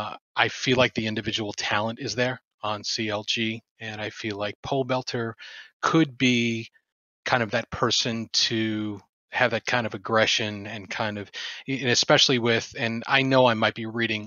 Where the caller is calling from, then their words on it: Detroit, Michigan, United States; Detroit, Michigan.